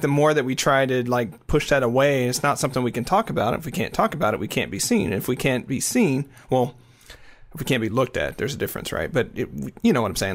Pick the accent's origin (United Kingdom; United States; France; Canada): United States; the South; I was raised in the South